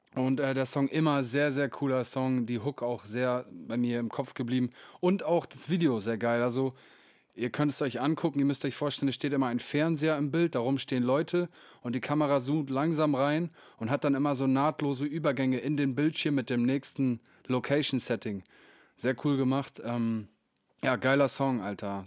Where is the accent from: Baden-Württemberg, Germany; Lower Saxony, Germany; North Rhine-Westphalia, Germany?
Lower Saxony, Germany; Meppen; in den Kneipen meiner Heimatstadt